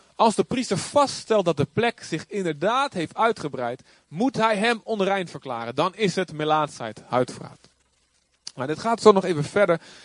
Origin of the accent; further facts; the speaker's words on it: Boskamp, Overijssel, Netherlands; moved away; ik kom natuurlijk ook uit Boskamp